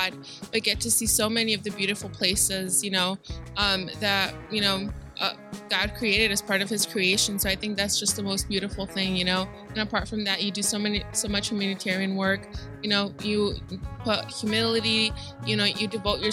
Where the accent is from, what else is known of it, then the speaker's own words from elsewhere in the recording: Detroit, Michigan, United States; also born or lived in Mexico; I was born in Mexico, and my parents brought me to the United States when I was 2 years old. So, you know, I grew up in Southwest Detroit